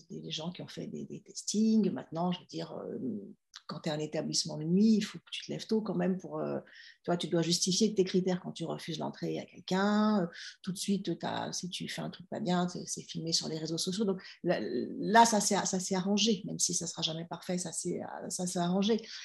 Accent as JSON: {"language": "French", "town": "Villeurbanne", "region": "Auvergne-Rhône-Alpes", "country": "France", "tie": "born or raised there", "accent": "Lyonnais", "said": "j'ai grandi en région lyonnaise, j'ai grandi à Villeurbanne"}